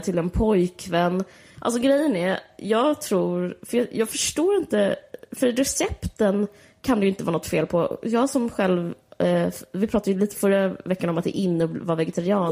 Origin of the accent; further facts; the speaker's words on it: Sweden; som svensk